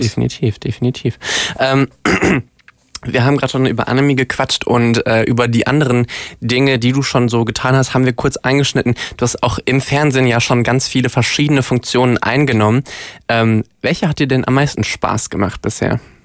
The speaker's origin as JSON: {"language": "German", "town": "Duisburg", "region": "North Rhine-Westphalia", "country": "Germany", "tie": "born or raised there", "moved": "yes", "lives_now": "Cologne, Germany", "said": "Also ich komme äh, gebürtig aus dem Ruhrpott und äh, habe, nachdem ich nach Köln gezogen bin"}